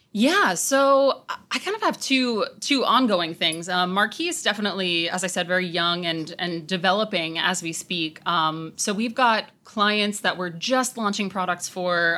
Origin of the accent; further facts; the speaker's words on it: Long Island, New York, United States; I was a nineties kid, and so growing up on Long Island, I actually got to come in and out of the city a fair amount.